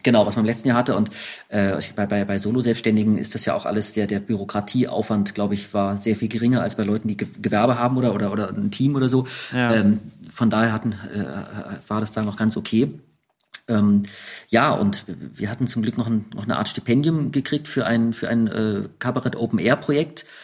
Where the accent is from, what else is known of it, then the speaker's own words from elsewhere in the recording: Berlin, Germany; als Urberliner